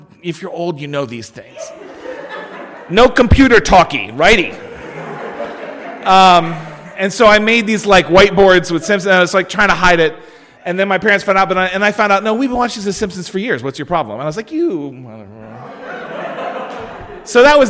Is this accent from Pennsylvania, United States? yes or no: yes; Pennsylvania, United States; I'm from Pennsylvania.